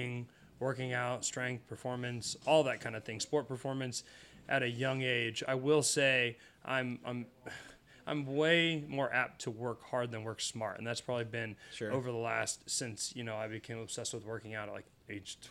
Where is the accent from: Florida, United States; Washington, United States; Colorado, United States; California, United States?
Washington, United States; Pullman; moved away as an adult; also born or lived in Iowa; I originally grew up in Pullman, Washington, hometown to Washington State University